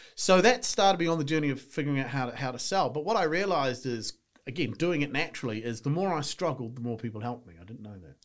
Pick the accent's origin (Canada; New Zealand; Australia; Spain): New Zealand; moved away as an adult; now in England, United Kingdom; I'm from New Zealand. You can tell by the accent